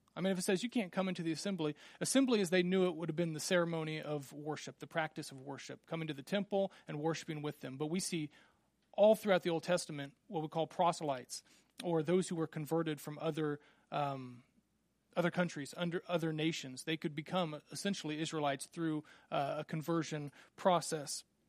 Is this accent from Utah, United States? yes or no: no; Randolph, Kansas, United States; growing up in Little Randolph, Kansas, we had twenty-three people in my class